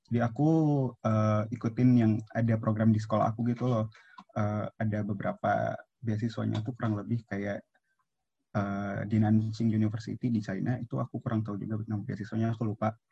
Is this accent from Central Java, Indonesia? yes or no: no; Palembang, South Sumatra, Indonesia; aku kan dari Palembang nih, jadi aku nggak boleh kuliah uh, kuliah di luar dari Palembang gitu